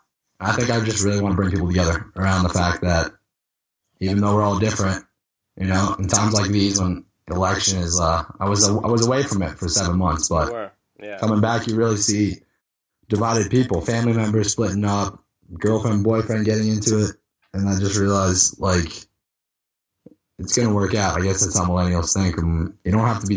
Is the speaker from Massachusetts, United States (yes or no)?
yes; Boston, Massachusetts, United States; I'm from Boston.